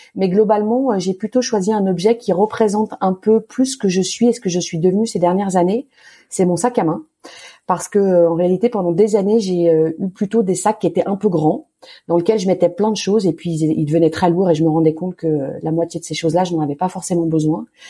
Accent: Lyon, Auvergne-Rhône-Alpes, France; j'ai grandi à Lyon, dans un très joli quartier qui est un peu un village dans la ville qui s'appelle le Point du Jour.

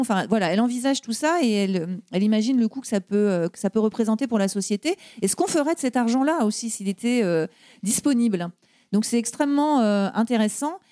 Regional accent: Brittany, France; moved away; je suis bretonne de naissance et puis bretonne de cœur, puisque euh, je suis revenue euh, vivre en Bretagne.

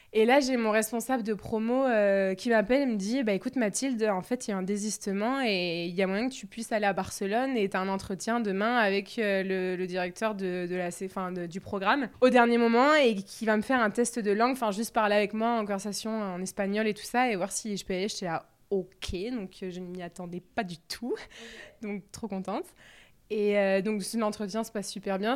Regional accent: Bordeaux, Nouvelle-Aquitaine, France; je suis de Bordeaux

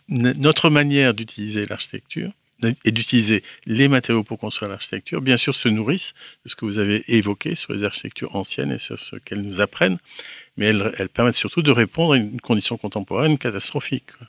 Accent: Brittany, France; Je suis breton

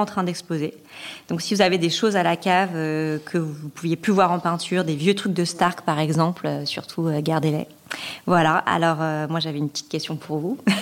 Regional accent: France; chez nous, en France

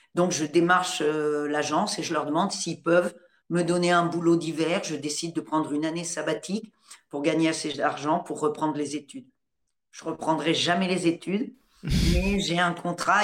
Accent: Normandy, France; also born or lived in Paris; moi je suis née en Normandie

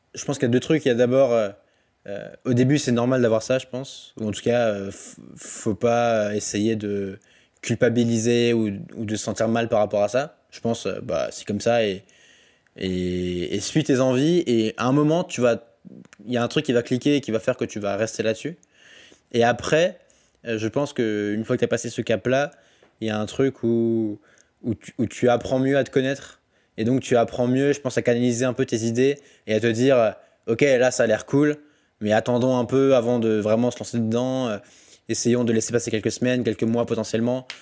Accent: Alsace, Grand Est, France; je suis alsacien de base, donc j'ai grandi. En fait, j'habite j'habite près de Bâle et près de Fribourg

